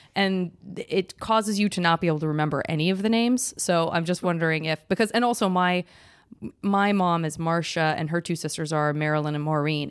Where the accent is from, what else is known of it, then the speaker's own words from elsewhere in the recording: San Francisco, California, United States; I was from San Francisco